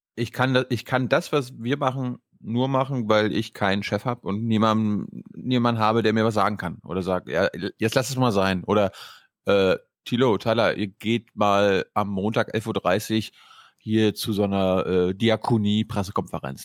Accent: Mecklenburg-Vorpommern, Germany; now in Dubai, United Arab Emirates; ins mecklenburgische Dubai hm. gefahren, in meine Heimat

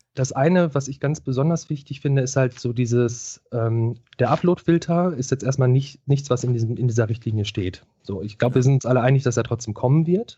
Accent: Ruhr area, North Rhine-Westphalia, Germany; ich komme aus dem Ruhrgebiet

